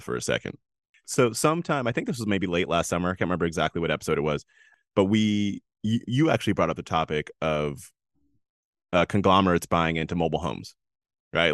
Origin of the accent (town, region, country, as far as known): United States